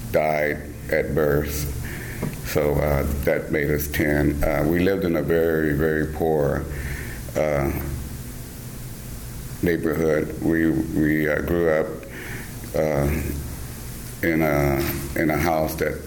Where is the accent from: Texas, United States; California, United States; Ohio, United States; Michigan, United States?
Texas, United States; Austin; I grew up there in the Guadalupe neighborhood, and we lived at 1205 East 10th Street